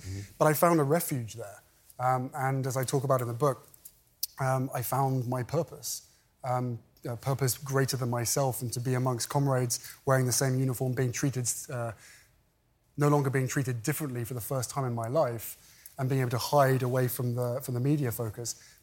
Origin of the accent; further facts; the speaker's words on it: United Kingdom; moved away as an adult; now in California, United States; We fled my home country.